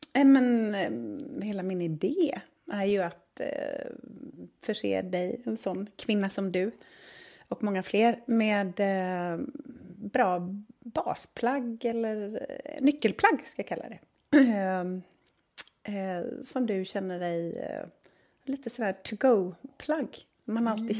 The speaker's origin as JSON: {"language": "Swedish", "town": "Gothenburg", "region": "Västra Götaland", "country": "Sweden", "tie": "born or raised there", "said": "Uppvuxen i söder om Göteborg."}